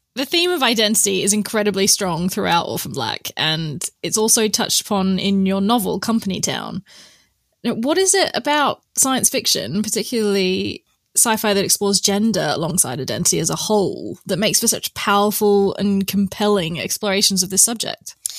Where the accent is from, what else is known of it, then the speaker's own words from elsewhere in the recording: Perth, Western Australia, Australia; now in Oxford, United Kingdom; I'm from Perth, Western Australia